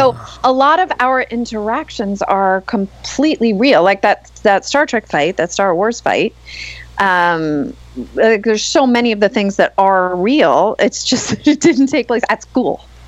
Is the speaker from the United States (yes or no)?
yes; Long Island, New York, United States; I grew up on Long Island